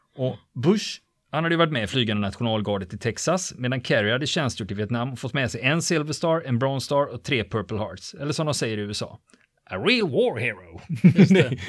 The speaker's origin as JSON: {"language": "Swedish", "country": "Sweden", "said": "vi svenskar"}